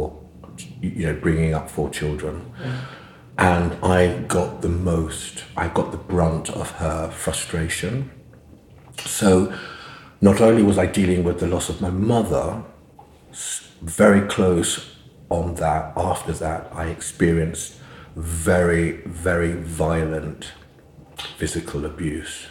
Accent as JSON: {"language": "English", "region": "London", "country": "United Kingdom", "tie": "born or raised there", "said": "growing up in East London then was, it was an extraordinary experience when I think about it, because we were the only black family on the estate in Hackney, where we lived"}